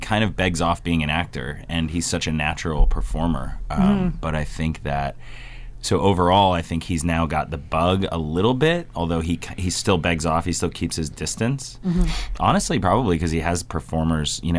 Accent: Taos, New Mexico, United States; my hometown of Taos, New Mexico, which is up north, almost to the Colorado border

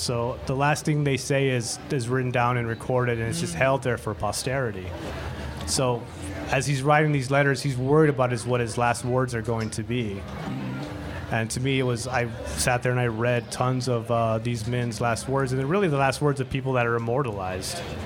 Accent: El Paso, Texas, United States; now in Tucson, United States; I'm originally from El Paso, Texas. I was born and raised there

